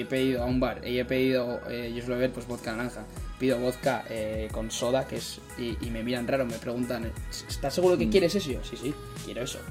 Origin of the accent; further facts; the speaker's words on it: San Sebastián, Basque Country, Spain; moved away as an adult; now in Milwaukee, United States; yo como soy de Donosti, de Sebastián